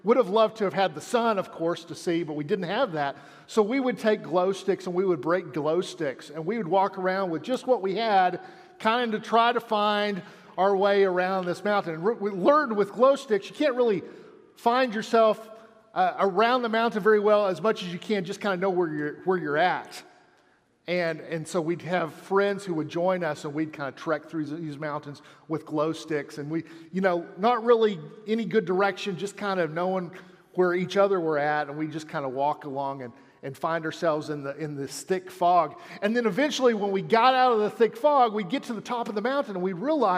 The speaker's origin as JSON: {"language": "English", "town": "Amarillo", "region": "Texas", "country": "United States", "tie": "born or raised there", "said": "I grew up in Amarillo"}